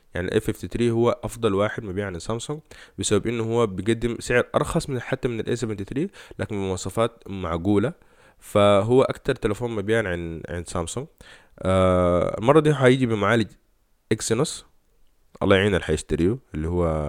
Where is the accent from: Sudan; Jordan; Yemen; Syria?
Sudan; احنا كسودانيين